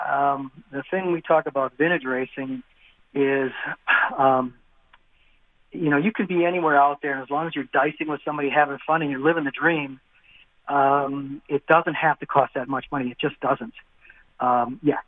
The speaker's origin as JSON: {"language": "English", "region": "Wisconsin", "country": "United States"}